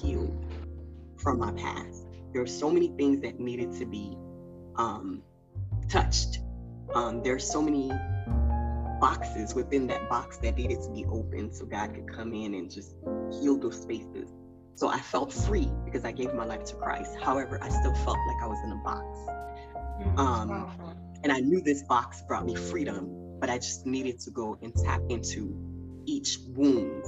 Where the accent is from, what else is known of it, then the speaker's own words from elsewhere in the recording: Haiti; now in United States; I'm from Haiti